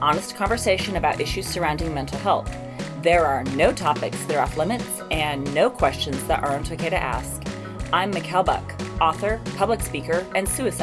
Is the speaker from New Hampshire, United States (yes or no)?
no; Arizona, United States; we're from Arizona